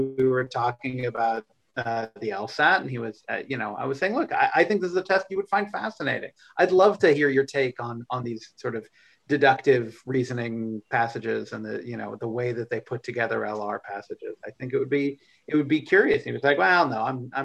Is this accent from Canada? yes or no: no; suburbs of Boston, Massachusetts, United States; my hometown